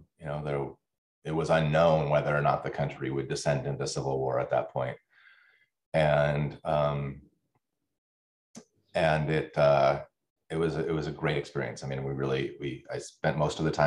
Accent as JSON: {"language": "English", "region": "Washington", "country": "United States", "tie": "born or raised there", "said": "my experience growing up in the United States"}